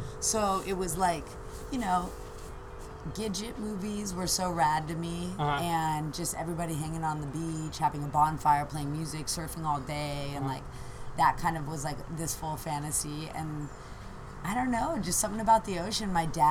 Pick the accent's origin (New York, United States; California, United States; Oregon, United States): California, United States; Agoura Hills; born or raised there; also born or lived in Downey, California / the desert